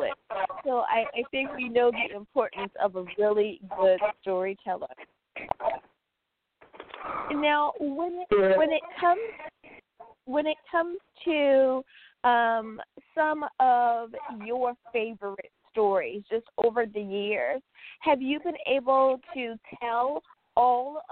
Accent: United States; the United States coming in the number one spot, my home country

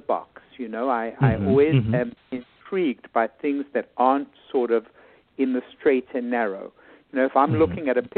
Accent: South Africa; moved away as an adult; also born or lived in New York City, United States / Bethesda, Maryland, United States; now in United States; I was born and raised in South Africa

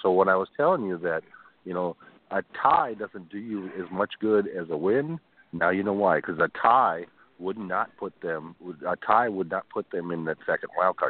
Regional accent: Minnesota, United States; I'm from Minnesota.

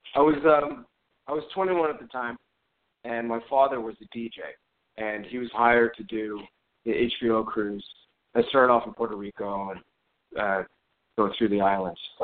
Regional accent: Montreal, Quebec, Canada; moved away as an adult; also born or lived in New York City; I'm from Montreal

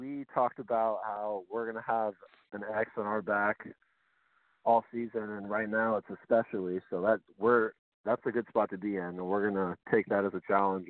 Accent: Kelso, Washington, United States; born there; I was born in Kelso.

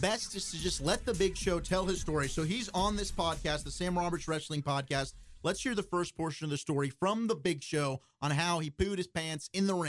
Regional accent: South Africa; You guys know I went to South Africa, and I am South African.

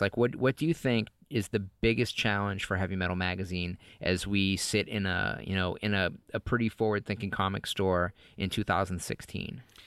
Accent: New England, United States; moved away as an adult; also born or lived in Los Angeles; I grew up in New England

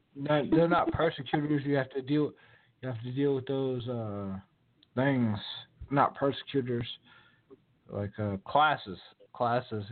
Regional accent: Virginia, United States; now in West Coast, United States; I'm from Virginia

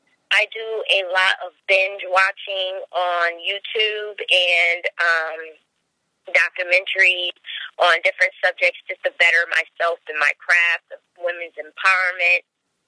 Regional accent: Hartford, Connecticut, United States; born there; also born or lived in West Coast / down south; I was born in Hartford, Connecticut, and I have spent a number of my years traveling, moving around a lot with my mom.

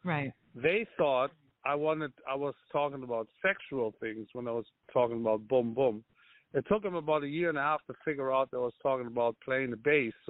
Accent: Lübeck, Schleswig-Holstein, Germany; moved away; I was born in Germany, but where in Germany? In a small, I mean not small, but medium-sized city called Lübeck

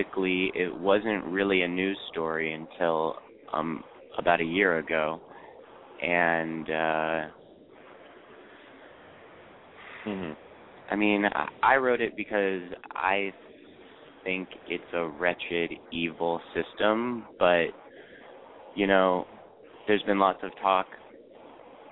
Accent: Portland, Oregon, United States; born or raised there

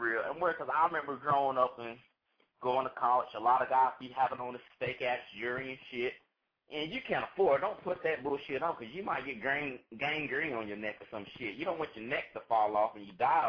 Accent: North Carolina, United States; I am from North Carolina NC State University

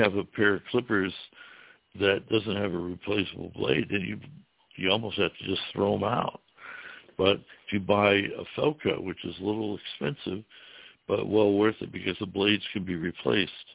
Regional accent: Ohio, United States; moved away as an adult; also born or lived in Florida Keys; now in Florida, United States; I was from Ohio

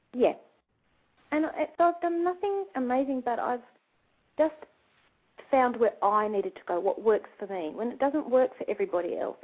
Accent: Australia; we're from Australia

